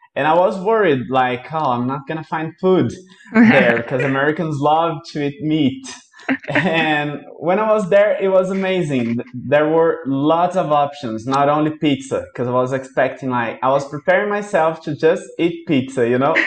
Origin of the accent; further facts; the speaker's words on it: Brazil; I'm from Brazil